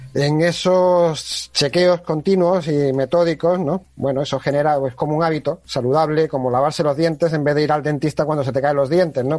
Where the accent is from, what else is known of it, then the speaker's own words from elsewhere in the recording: Spain; somos españoles